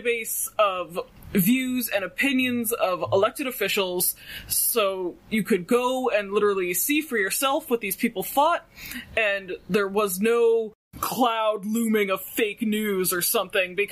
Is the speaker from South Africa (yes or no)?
no; Canada